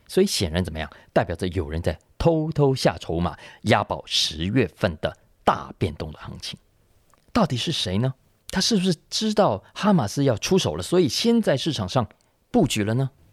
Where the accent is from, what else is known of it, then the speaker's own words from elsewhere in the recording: Taiwan; 我们台湾人